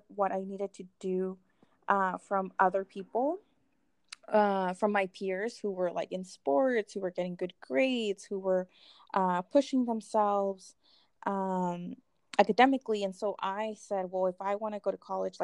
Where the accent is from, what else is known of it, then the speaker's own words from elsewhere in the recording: Northern California, United States; also born or lived in Mexico City, Mexico; I originally from Mexico City. I grew up in Northern California. I also was brought, well, not also, but I was brought in to Northern California when I was 4.